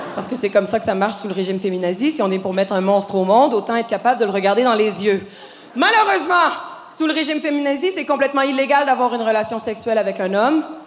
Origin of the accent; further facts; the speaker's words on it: Quebec, Canada; je suis québécoise